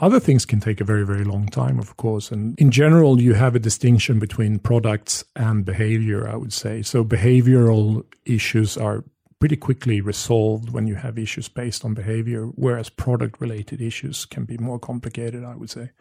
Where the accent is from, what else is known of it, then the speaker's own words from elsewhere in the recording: Sweden; I grew up in Sweden having an Australian father.